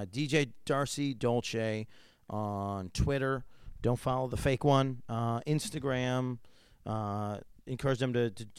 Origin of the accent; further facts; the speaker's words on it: upstate New York, United States; moved away; being inland, I'm from New York, upstate New York, and so we're not near a beach. So we have lakes. We have so many lakes.